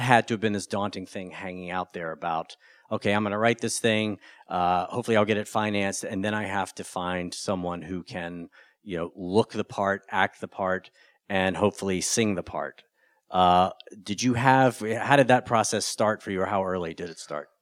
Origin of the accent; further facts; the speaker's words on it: North Carolina, United States; I grew up in North Carolina